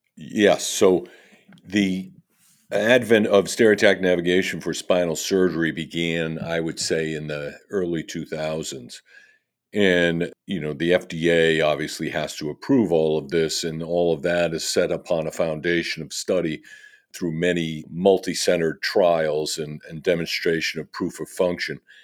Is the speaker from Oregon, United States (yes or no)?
no; Fall River, Massachusetts, United States; having grown up in this area